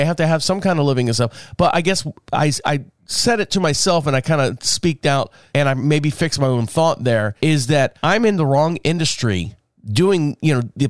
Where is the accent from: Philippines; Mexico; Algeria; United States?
United States; Orlando, Florida; Like I came from Orlando. So I have all these opportunities in Orlando to you know, thrive and make communications and connections and all that stuff.